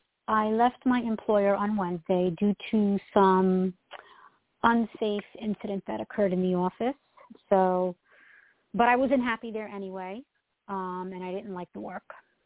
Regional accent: New York, United States; I'm from New York.

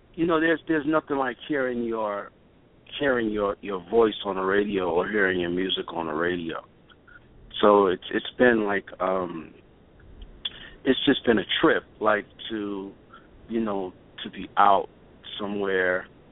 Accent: Brooklyn, New York, United States; I'm from Brooklyn.

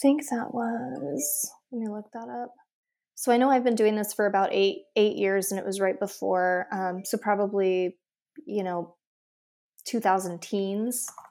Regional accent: Iowa, United States; I grew up in Iowa

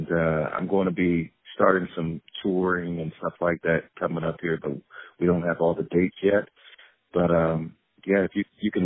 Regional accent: Peoria, Illinois, United States; I'm originally from Peoria, Illinois

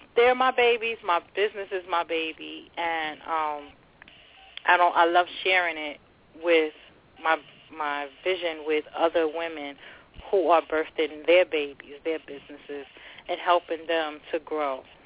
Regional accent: New York City, New York, United States; also born or lived in Long Island City, New York / Jersey City, New Jersey; now in New York, United States; My home city, my hometown is Long Island City, New York. Raised in the Bronx

